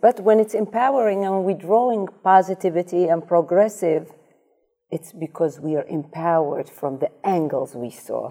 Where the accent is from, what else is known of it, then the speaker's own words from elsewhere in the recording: Amsterdam, North Holland, Netherlands; moved away as an adult; also born or lived in Iraq; now in New York, United States; I grew up in Amsterdam